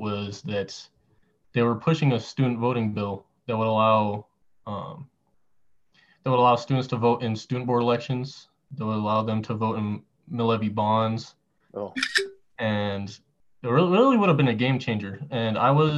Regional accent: Arvada, Colorado, United States; also born or lived in Green Valley Ranch, Denver; I'm originally from, I was born in like Arvada, and I went to elementary school and middle school there

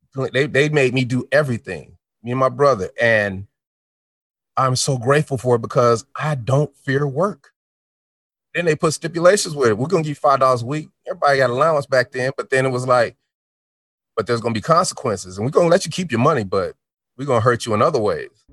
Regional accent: Denver, Colorado, United States; also born or lived in Chicago, Illinois; I'm from Denver, Colorado

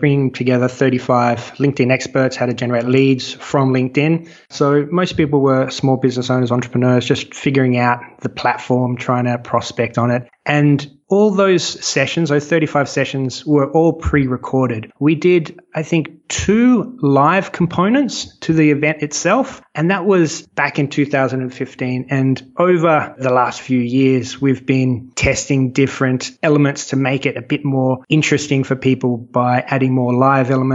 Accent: Australia; I'm Australian. When I started the business, I was in Sydney

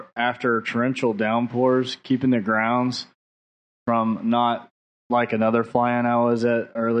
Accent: Cincinnati, Ohio, United States; from Cincinnati

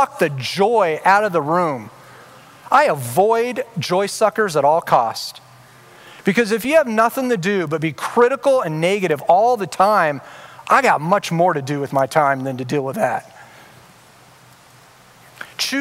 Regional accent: Orange County, California, United States; I grew up in Orange County

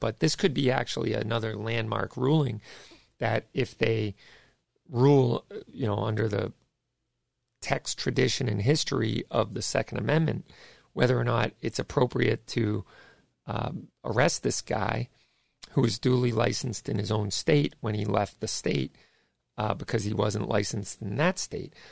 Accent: Massachusetts, United States; I'm from Massachusetts

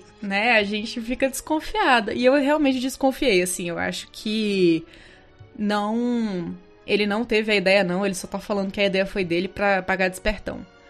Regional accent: Brazil; a gente é brasileiro

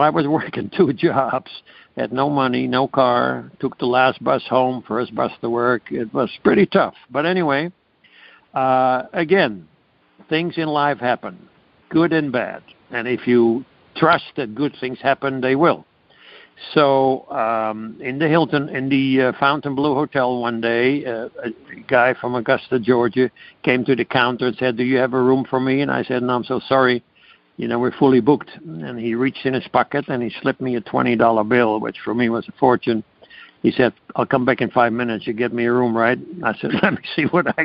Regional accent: Amsterdam, North Holland, Netherlands; moved away; I was born in Amsterdam, Holland

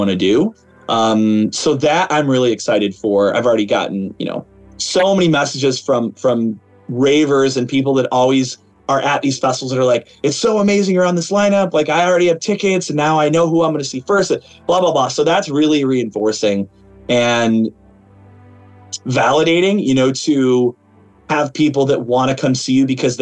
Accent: Chicago, Illinois, United States; I'm from Chicago

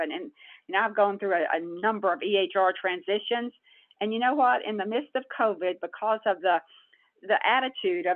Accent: Texas, United States; I was born in Texas and I live in Texas

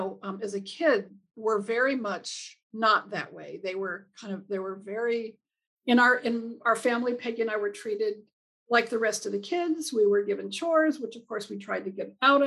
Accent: Southern California, United States; moved away as an adult; now in Bay Area, United States; I'm from Southern California. My family is originally from Northern New Mexico.

